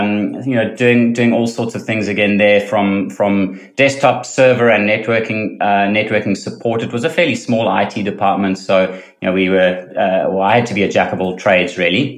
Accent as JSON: {"language": "English", "country": "South Africa", "also_born_or_lived": "London, United Kingdom / Boston, United States / Cayman Islands", "moved": "as an adult", "lives_now": "Australia", "said": "I'm originally South African"}